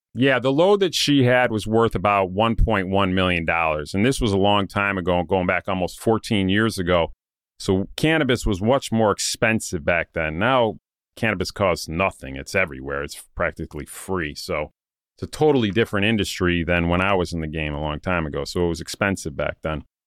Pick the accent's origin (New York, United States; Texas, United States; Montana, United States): New York, United States; Saratoga Springs; my hometown in Saratoga Springs